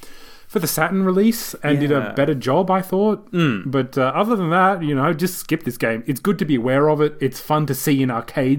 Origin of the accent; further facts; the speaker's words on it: Australia; We're Australian.